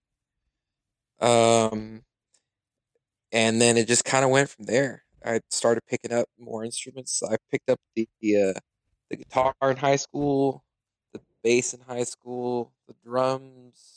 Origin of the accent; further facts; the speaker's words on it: Corpus Christi, Texas, United States; I'm a musician from South Texas